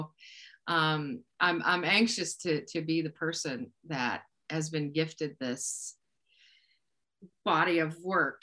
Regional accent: Moundsville, West Virginia, United States; now in Wheeling, United States; I grew up in Moundsville, West Virginia

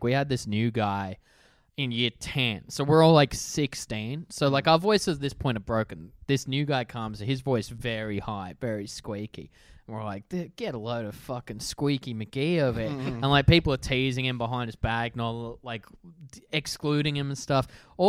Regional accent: Wassenaar, South Holland, Netherlands; I grew up in this suburb called Wassenaar.

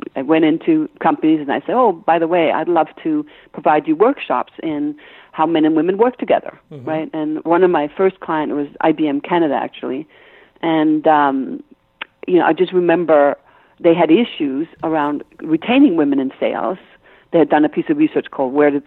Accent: Copenhagen, Capital Region of Denmark, Denmark; English is a second language; moved away; You hear an accent I have. I'm Danish, right? So mm-hmm. I was brought up in Copenhagen

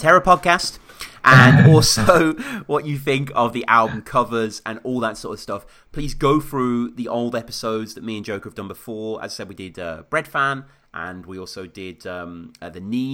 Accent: United Kingdom; I'm the British guy

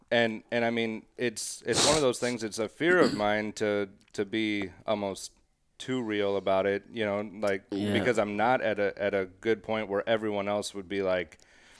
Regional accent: Highland, Illinois, United States; Highland, Illinois.

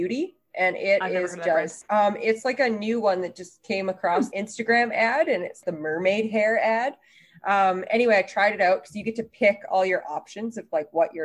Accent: Canada; I'm Canadian

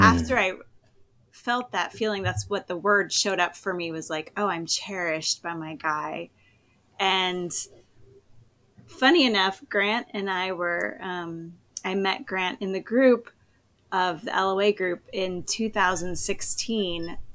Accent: East Coast, United States; moved away as an adult; also born or lived in Berlin, Germany; now in Southern California, United States; I'm originally from the East Coast

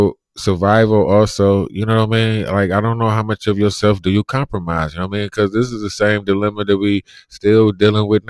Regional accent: Cleveland, Ohio, United States; I'm from Cleveland

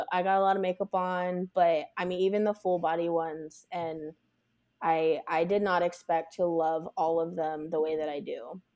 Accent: Las Vegas, Nevada, United States; I'm born and raised in Las Vegas

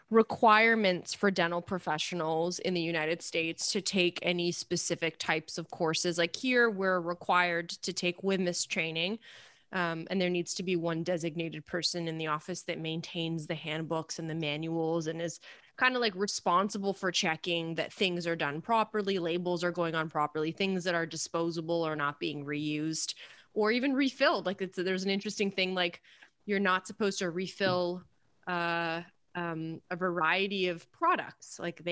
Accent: Canada; I'm Canadian, so I'm allowed to ask these questions.

